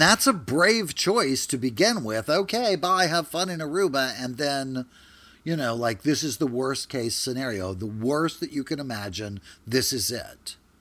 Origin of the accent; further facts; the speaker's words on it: Louisiana, United States; I'm from Louisiana